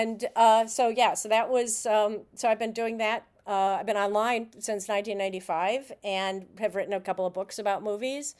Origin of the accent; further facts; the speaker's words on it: Chicago, Illinois, United States; I grew up in Chicago.